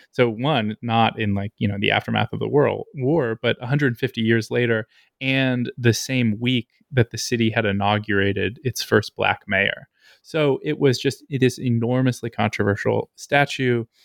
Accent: Lancaster, Pennsylvania, United States; moved away as an adult; also born or lived in New York / Alabama; I grew up in Lancaster, Pennsylvania

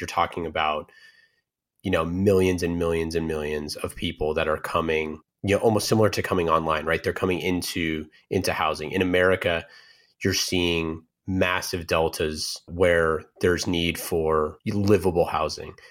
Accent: Oakland, California, United States; born and raised in Oakland

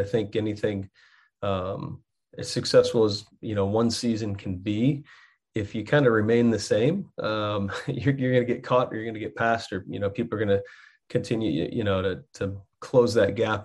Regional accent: Texas, United States; moved away as an adult; now in Muncie, United States; I grew up in Texas

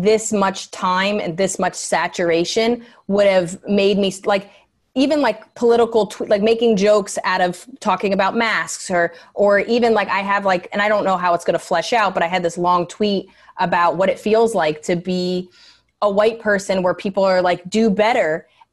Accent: New York, United States; being a New Yorker

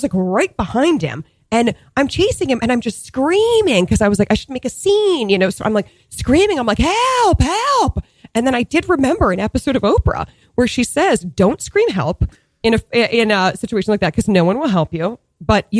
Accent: Boston suburbs, Massachusetts, United States; moved away as an adult; also born or lived in New York; I grew up in the Boston suburbs

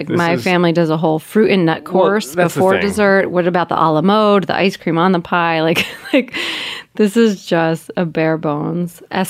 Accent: New Jersey, United States; I'm from Jersey.

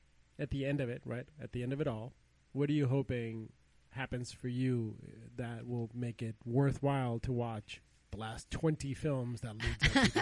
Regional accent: India; moved away; I grew up in India

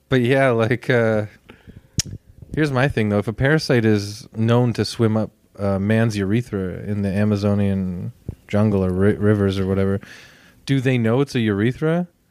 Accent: Toronto, Ontario, Canada; I grew up in a very bland, sort of, like, white suburban area of Etobicoke

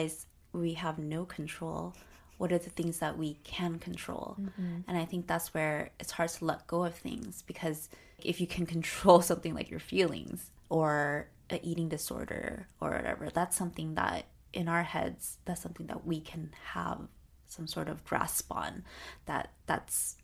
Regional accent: Arcadia, California, United States; our growing up in Arcadia

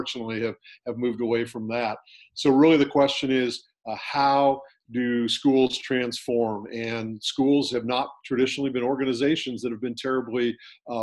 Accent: California, United States; I was a public school kid growing up in California

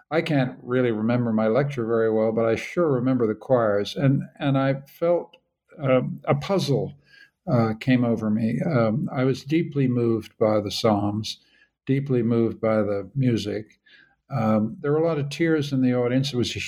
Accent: Canada; Well, Caleb, I'm a Canadian.

